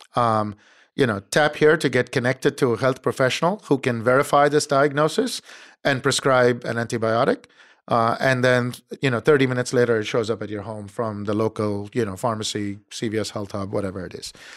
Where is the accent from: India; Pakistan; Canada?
India; moved away as an adult; also born or lived in Cambridge, Massachusetts; now in United States; I was born and raised in India